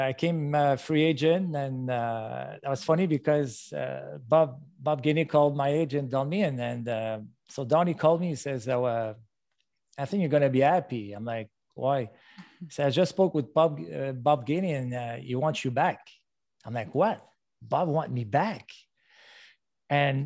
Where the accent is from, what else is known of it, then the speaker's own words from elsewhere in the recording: Montreal, Quebec, Canada; Growing up in Montreal